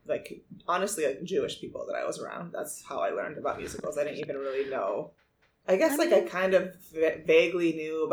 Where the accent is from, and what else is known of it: Venezuela; moved away